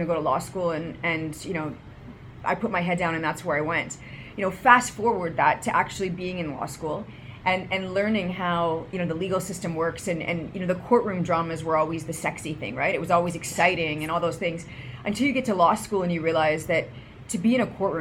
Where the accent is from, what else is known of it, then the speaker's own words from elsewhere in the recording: Brandon, Manitoba, Canada; also born or lived in Winnipeg; I was born in Brandon. So I grew up there and moved to Winnipeg when I was 12 years old.